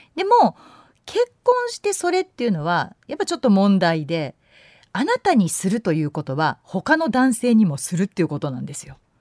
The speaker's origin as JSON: {"language": "Japanese", "region": "Yamanashi", "country": "Japan", "tie": "born or raised there", "moved": "yes", "said": "私山梨県出身でして海のない県で育ってる"}